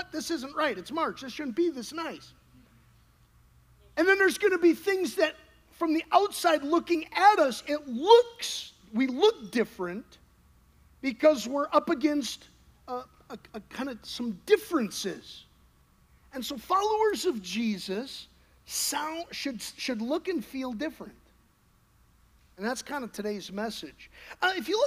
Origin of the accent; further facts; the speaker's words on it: Wisconsin, United States; now in Texas, United States; That's where I grew up